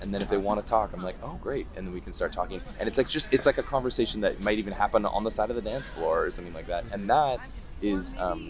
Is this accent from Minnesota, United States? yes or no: no; Bellingham, Washington, United States; I'm from Bellingham.